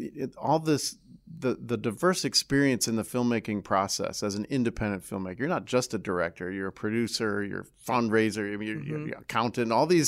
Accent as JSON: {"language": "English", "town": "Detroit", "region": "Michigan", "country": "United States", "tie": "born or raised there", "said": "I grew up in Metro Detroit."}